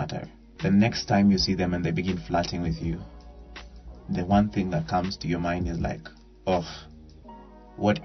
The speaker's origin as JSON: {"language": "English", "country": "Kenya", "said": "I'm a Kenyan"}